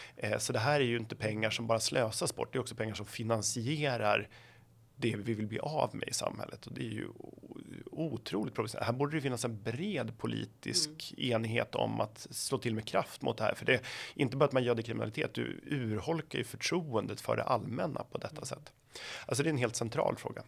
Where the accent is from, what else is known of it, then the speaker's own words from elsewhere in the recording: Flen, Södermanland, Sweden; jag kommer från Flen i Sörmland